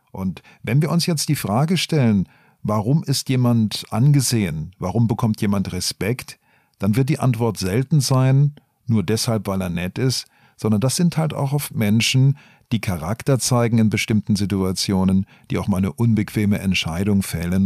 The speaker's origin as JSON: {"language": "German", "area": "Black Forest", "region": "Baden-Württemberg", "country": "Germany", "said": "ich komme eigentlich aus dem Schwarzwald"}